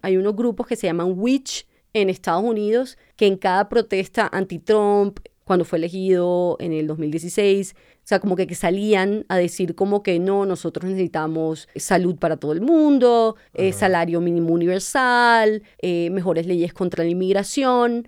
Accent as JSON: {"language": "Spanish", "town": "Barranquilla", "region": "Atlántico", "country": "Colombia", "tie": "born or raised there"}